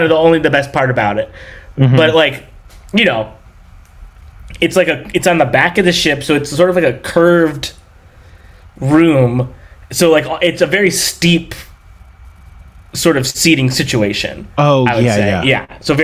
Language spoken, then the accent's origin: English; Long Beach, California, United States; I'm from here, from Southern California. I grew up near Long Beach, Downey, Lakewood